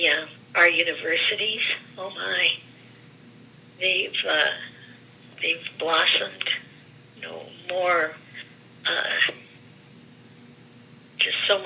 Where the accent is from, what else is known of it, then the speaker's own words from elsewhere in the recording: Gary, Indiana, United States; first language Greek; English is a second language; now in Greensburg, United States; I was born and raised in Gary, where the lifeblood of that area is the steel industry